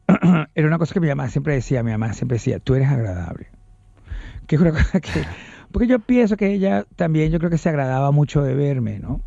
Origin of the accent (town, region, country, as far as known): Venezuela